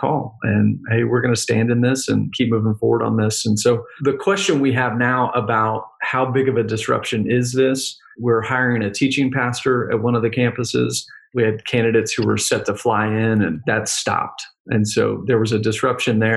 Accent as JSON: {"language": "English", "region": "Texas", "country": "United States", "said": "Texas, I'm a Texan."}